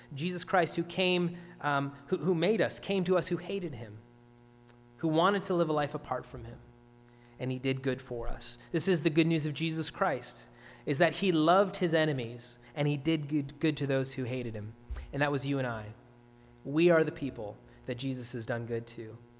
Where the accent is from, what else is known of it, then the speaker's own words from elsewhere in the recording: Ontario, Canada; now in Nova Scotia, Canada; I'm from Ontario, of course